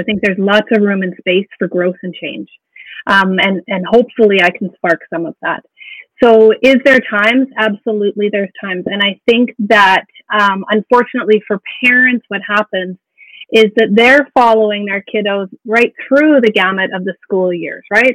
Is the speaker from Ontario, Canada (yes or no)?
no; Alberta, Canada; moved away as an adult; also born or lived in Yukon; born and raised in Alberta